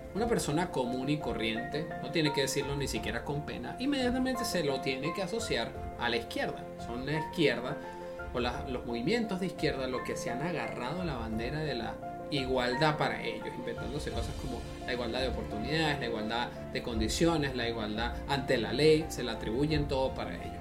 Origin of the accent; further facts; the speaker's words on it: Venezuela; moved away; yo vengo de un país socialista, yo soy de Venezuela